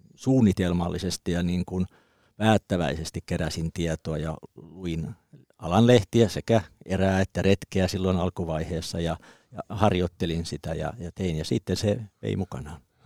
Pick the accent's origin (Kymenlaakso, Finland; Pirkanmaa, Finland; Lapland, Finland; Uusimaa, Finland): Kymenlaakso, Finland; Kuusankoski; Mä oon Kymenlaaksosta Kuusankoskelta, eli metsä oli siinä takapihalla